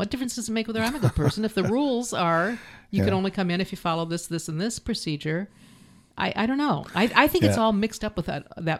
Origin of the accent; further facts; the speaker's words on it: Canada; I'm from Canada.